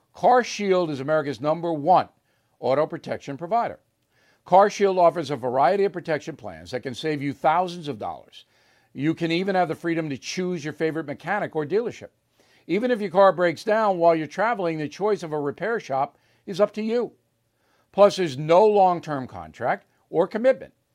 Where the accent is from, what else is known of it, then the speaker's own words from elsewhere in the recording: United States; As an American